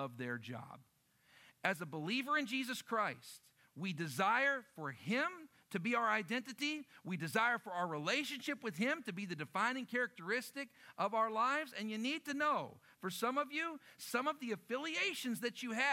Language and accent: English; Lubbock, Texas, United States; moved away; also born or lived in Oklahoma; I grew up in Lubbock, Texas